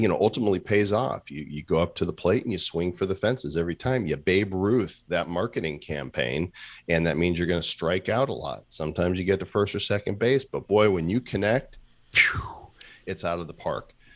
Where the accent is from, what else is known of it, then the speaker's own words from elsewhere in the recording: Midwest, United States; now in Puerto Rico; growing up in the Midwest